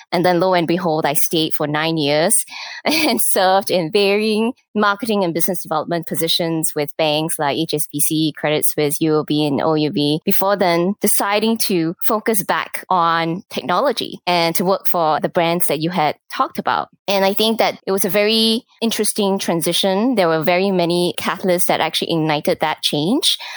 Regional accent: Singapore; moved away as an adult; also born or lived in Japan / Hong Kong / Malaysia / United States; I, was born and raised in Singapore

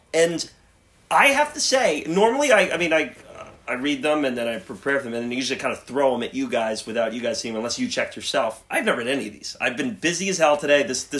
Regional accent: New York, United States; Maybe we're from New York

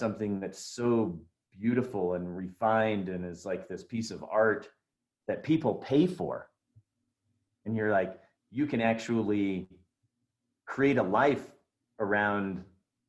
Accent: Oregon, United States; moved away as an adult; I grew up in Oregon

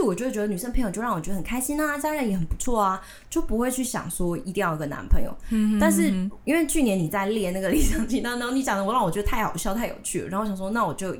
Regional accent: Tainan, Taiwan; 我离我我我生在台南，住在台南，但是我。几年五年前，我就是一些原因，然后我讨论跟家里讨论，我决定自己搬出来住

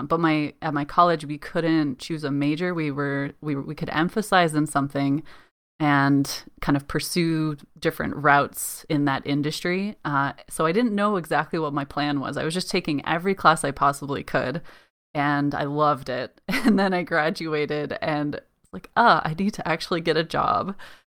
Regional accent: Colorado, United States; now in United Kingdom; I mentioned before that I came from Colorado, which is landlocked. You know, we have the mountains and everything, but it's very dry, arid climate.

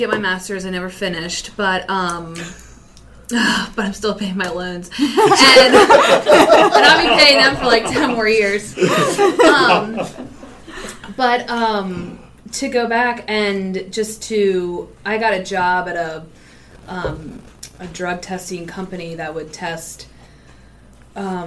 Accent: Maryland, United States; I'm from Maryland.

